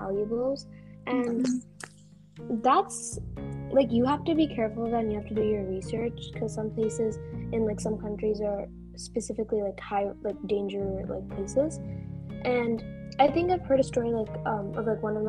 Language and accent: English; United States; we are from America